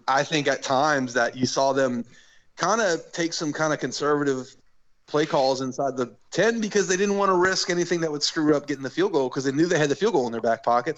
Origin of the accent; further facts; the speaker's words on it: New Orleans, Louisiana, United States; I grew up in New Orleans